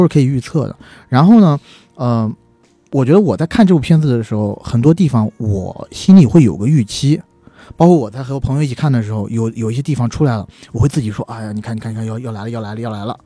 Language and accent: Chinese; China; 首先当然首当其冲的就是我们是中国人